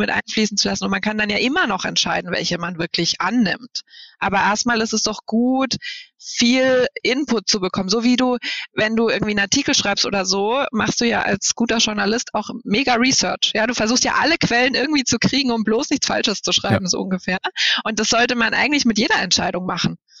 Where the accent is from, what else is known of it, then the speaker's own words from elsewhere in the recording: Bamberg, Bavaria, Germany; now in Berlin, Germany; Ich war, bin ja in Bayern geboren und in Bayern aufgewachsen